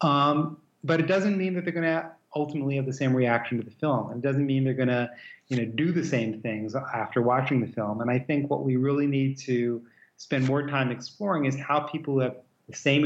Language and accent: English; New York, United States; moved away; also born or lived in Midwest / West Coast / American South / Europe; I grew up in New York, very multicultural place